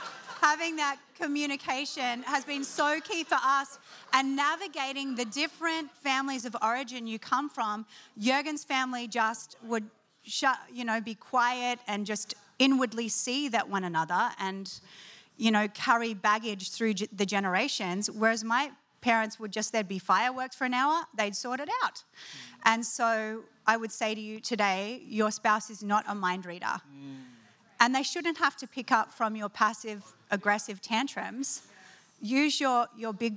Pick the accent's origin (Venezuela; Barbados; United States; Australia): Australia; being Australian